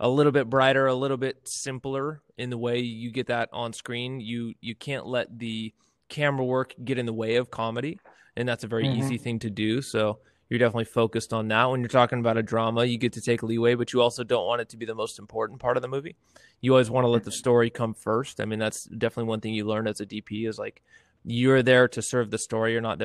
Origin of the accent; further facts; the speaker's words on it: near Yosemite, Sierra Nevada foothills, California, United States; now in Fresno, United States; born and raised up near Yosemite